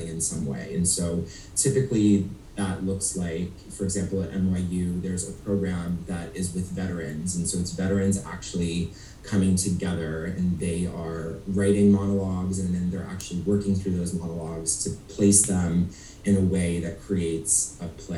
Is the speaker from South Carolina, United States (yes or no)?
no; Cleveland, Ohio, United States; also born or lived in Chicago; now in New York City, United States; I'm from Cleveland, Ohio, so I consider myself a Midwest man, who's now in New York City